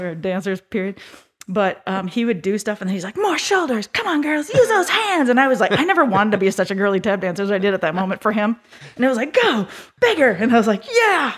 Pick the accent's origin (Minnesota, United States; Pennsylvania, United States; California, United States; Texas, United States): Minnesota, United States; Minneapolis–Saint Paul; I grew up in the Twin Cities, Minnesota, at a dance studio